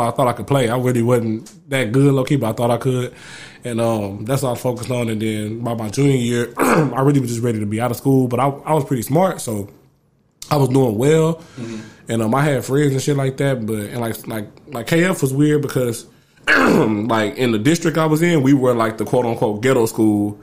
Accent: Houston, Texas, United States; I am from Northside, Acres Homes, Fofo. I was born at Acres Homes. I grew up there, and then I moved to Inwood, lived in Inwood for a long time.

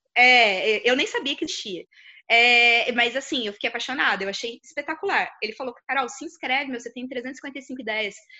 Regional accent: São José dos Campos, São Paulo, Brazil; eu sou de São José, mas eu assisti aqui em Taubaté

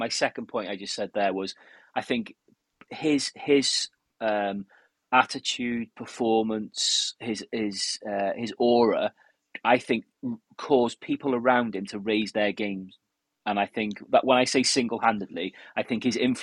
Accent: Wales, United Kingdom; as a Welshman

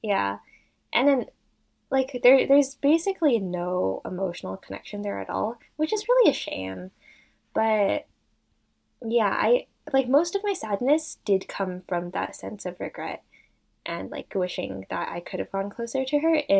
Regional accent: Canada; I grew up in Canada my entire life

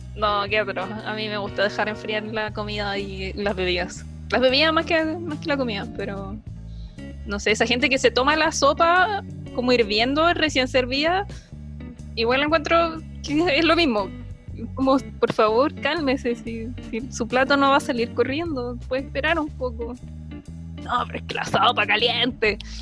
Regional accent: Recoleta, Santiago Metropolitan Region, Chile; moved away as an adult; now in Santiago, Chile; yo no me considero como santiaguina, yo soy nacida y criada en Recoleta

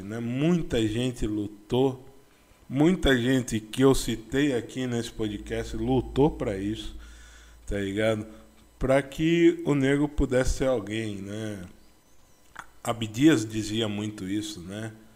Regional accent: interior of São Paulo, Brazil; eu sou do interior de São Paulo

